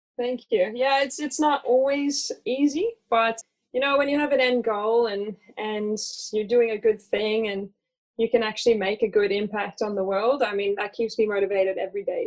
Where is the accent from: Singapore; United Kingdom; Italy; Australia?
Australia; accent: hybrid Australian; moved away; also born or lived in United States; I'm originally from the US, although I confuse people with my hybrid Australian accent. I grew up in Australia.